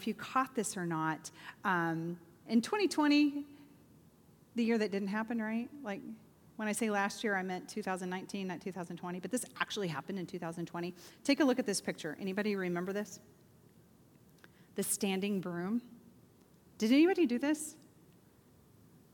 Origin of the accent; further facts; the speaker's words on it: Oklahoma, United States; now in Bolingbrook, United States; I grew up in Oklahoma